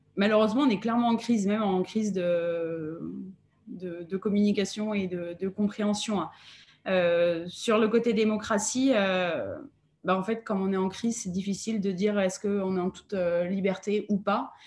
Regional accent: France; en tant que Français

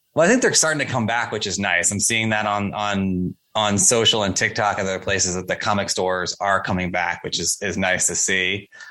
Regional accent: Coral Springs, Florida, United States; now in New York, United States; grew up in coral springs florida

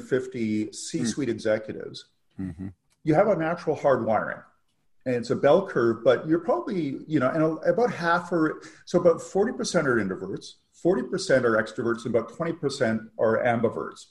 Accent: Canada; also born or lived in England; as a Canadian

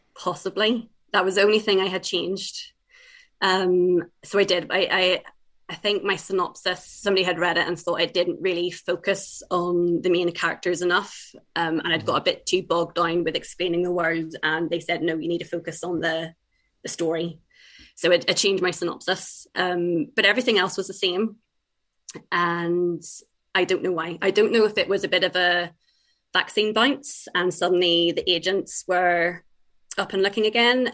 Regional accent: Ireland; also born or lived in England; I've lived in Ireland for about 30 years now. Um, but uh, I was born in England, but uh, we moved over when I was young, and all my family's from Ireland

